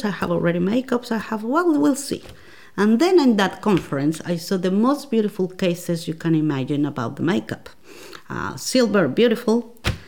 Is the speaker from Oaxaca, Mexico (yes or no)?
no; Mexico City, Mexico; English is a second language; moved away as an adult; also born or lived in Baja California; now in Launceston, Australia; I am from Mexico City. I was born there in Mexico City